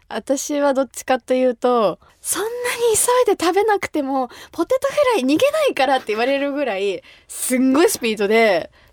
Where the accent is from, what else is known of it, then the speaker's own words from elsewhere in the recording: Kumamoto, Japan; 私が生まれ育った熊本